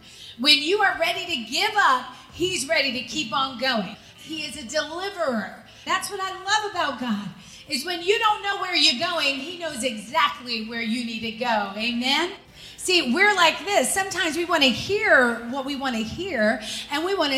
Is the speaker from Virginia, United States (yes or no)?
yes; Virginia, United States; growing up in Virginia, we would go to the state fair